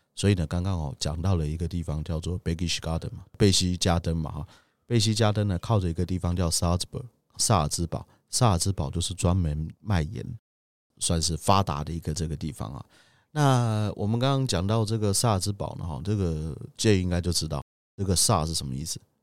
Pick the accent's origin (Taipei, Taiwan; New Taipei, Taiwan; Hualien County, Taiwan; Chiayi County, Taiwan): Chiayi County, Taiwan; Budai; 我的老家，哈，在嘉义布袋